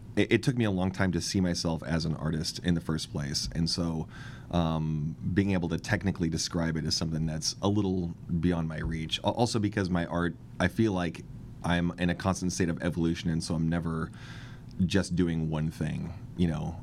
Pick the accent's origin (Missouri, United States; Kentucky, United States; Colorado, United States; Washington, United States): Washington, United States; Kent; now in Seattle, United States; I grew up in Kent